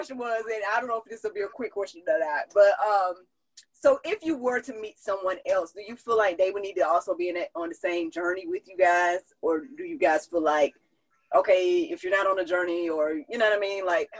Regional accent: Hawaii, United States; I'm from Kauai. I hope you don't mind.

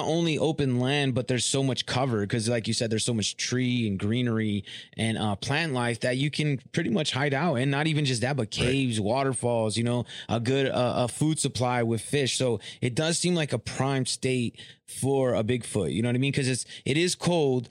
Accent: Southern California, United States; moved away as an adult; now in Michigan, United States; I'm from California originally

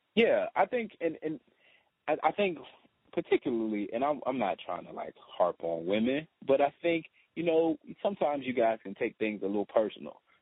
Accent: the South, United States; moved away as an adult; being a Southerner, being from the South

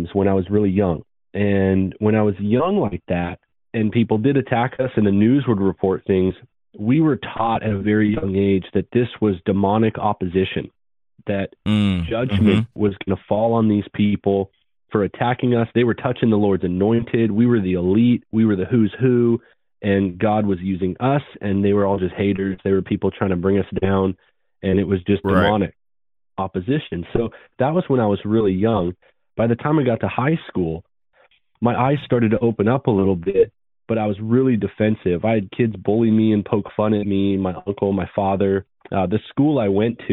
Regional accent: Vancouver, British Columbia, Canada; moved away as an adult; also born or lived in Florida; I grew up in Canada, Word of Faith, Prosperity Gospel

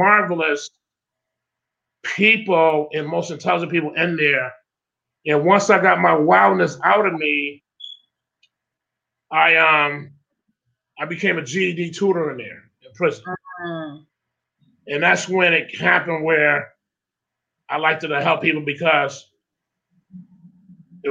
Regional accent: Springfield, Massachusetts, United States; I was born and raised in Springfield with a huge, huge family

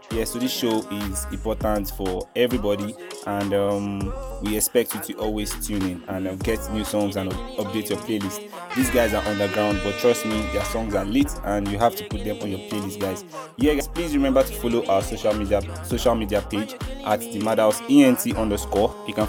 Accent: Delta, Nigeria; I'm from Nigeria, I'm from Delta State, Nigeria.

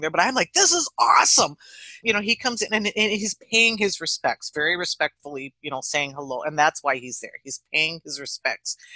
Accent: Stuartville, Minnesota, United States; Well, oh, we're from Stuartville, Minnesota.

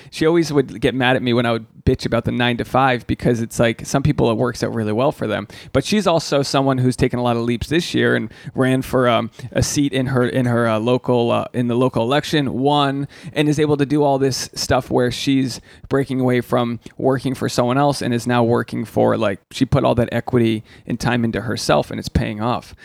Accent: Rhode Island, United States; I'm from Rhode Island

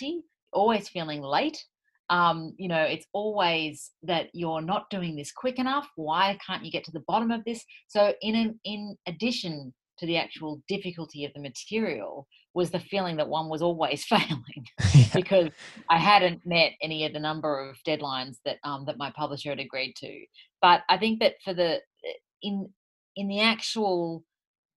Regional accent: Sydney, New South Wales, Australia; I'm from Sydney, in this beautiful little house.

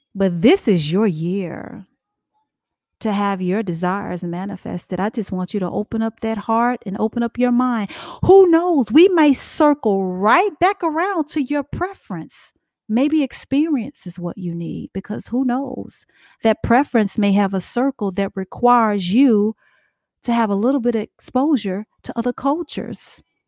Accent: Dallas, Texas, United States; now in South Carolina, United States; we're natives, born and bred of Dallas, Texas

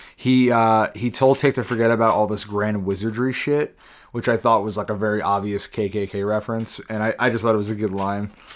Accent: United States; we're, we're American

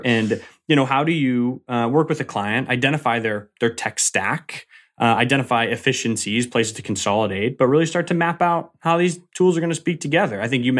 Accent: Massachusetts, United States; It's a suburb of Boston. So I grew up in Massachusetts, born and raised about 30 minutes south of the city.

